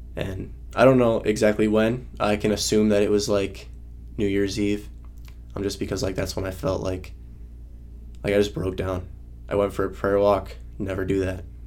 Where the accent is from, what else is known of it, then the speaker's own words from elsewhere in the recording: Northeast Wisconsin, United States; moved away as an adult; I'm from Wisconsin, Northeast Wisconsin, uh, and I grew up in a in a loving home